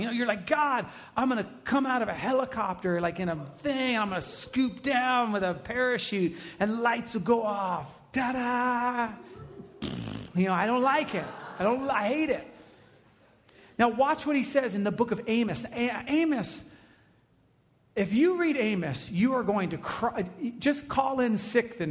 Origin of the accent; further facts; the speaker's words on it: United States; we're American